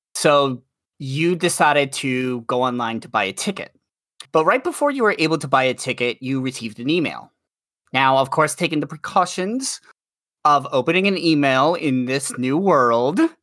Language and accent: English; New York, United States; I'm a New Yorker